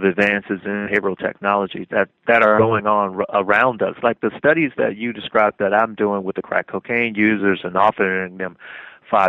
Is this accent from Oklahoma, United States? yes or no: no; Miami, Florida, United States; moved away as an adult; I'm from Miami